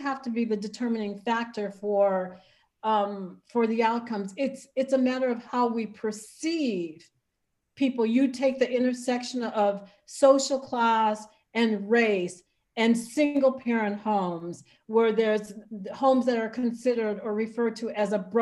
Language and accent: English; Chicago Heights, Illinois, United States; I'm from Chicago Heights, Illinois.